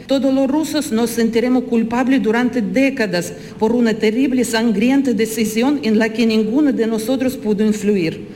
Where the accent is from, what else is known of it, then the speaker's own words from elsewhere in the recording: Russia; Spanish is a second language; moved away as an adult; now in Málaga, Spain; yo soy rusa, nacido en Rusia. Soy profesora de inglés y vivo hace 20 años aquí en España.